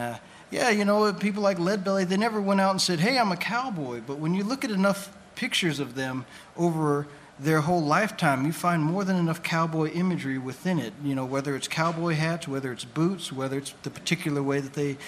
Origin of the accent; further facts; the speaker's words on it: Southwest, United States; my own personal story growing up in the Southwest